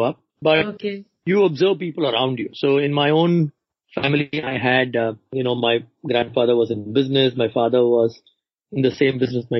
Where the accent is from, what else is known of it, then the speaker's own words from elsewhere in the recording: Chennai, Tamil Nadu, India; So I was born in Chennai and I grew up in Chennai